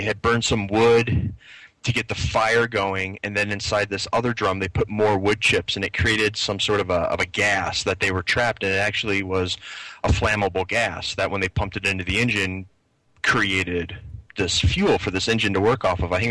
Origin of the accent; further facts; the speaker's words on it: Philadelphia, Pennsylvania, United States; I'm from I'm from the Philadelphia area